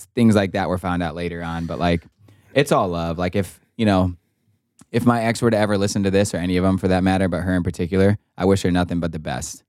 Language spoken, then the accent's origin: English; Wisconsin, United States; my best friends that I grew up with in Wisconsin